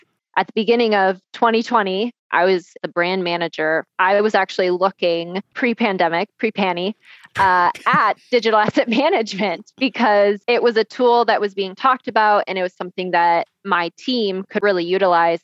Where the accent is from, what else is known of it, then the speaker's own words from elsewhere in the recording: Wisconsin, United States; moved away as an adult; now in Colorado, United States; I am from Wisconsin, born and raised originally. I've been in the beautiful state of Colorado for five plus years now.